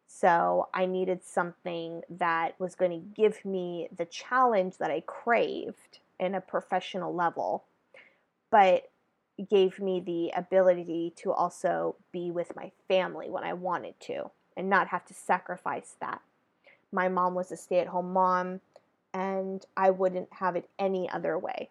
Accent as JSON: {"language": "English", "region": "Northern California", "country": "United States", "tie": "born or raised there", "moved": "yes", "lives_now": "Southern California, United States", "said": "I'm born and raised in California, California girl through and through. And I reside now in Southern California, originally from Northern California"}